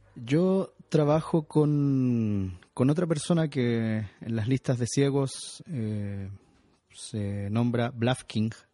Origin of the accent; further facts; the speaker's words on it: Chile; also born or lived in Santiago; yo soy chileno, vivo en Santiago de Chile